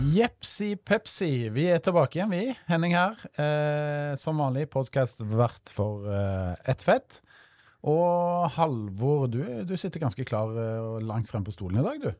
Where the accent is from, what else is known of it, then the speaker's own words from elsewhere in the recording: Stavanger, Rogaland, Norway; moved away; når jeg er hjemme i Stavanger